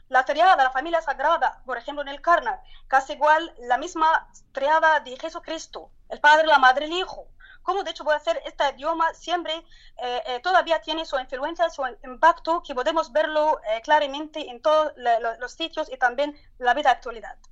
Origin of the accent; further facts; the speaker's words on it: Turkey; Spanish is a second language; en mi país, en el de la Turquía